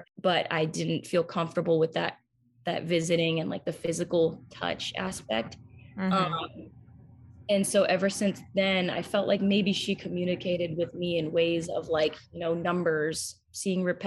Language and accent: English; Massachusetts, United States; I'm obviously from Massachusetts